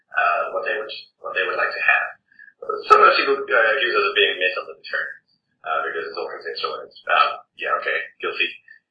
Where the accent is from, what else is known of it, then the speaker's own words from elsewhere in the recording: New Zealand; moved away; also born or lived in Scotland / England / Taiwan / Canada; I'm a New Zealander, and I've lived in various parts of the world, Scotland, England, Taiwan, Canada